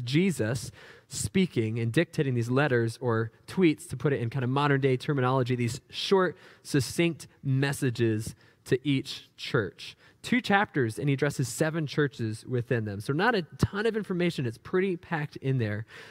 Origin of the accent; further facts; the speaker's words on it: New Hampshire, United States; growing up in New Hampshire